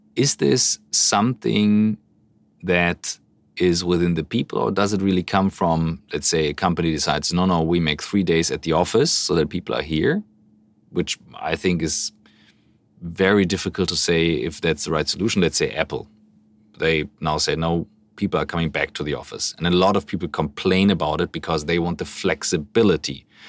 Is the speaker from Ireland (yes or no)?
no; Hamburg, Germany; as big as Hamburg, my hometown